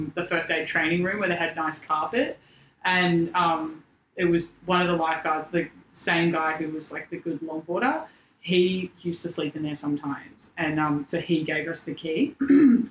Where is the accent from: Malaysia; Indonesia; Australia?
Australia; Denmark, Western Australia; now in Sydney, Australia; I grew up in a very small town called Denmark, in the Southwest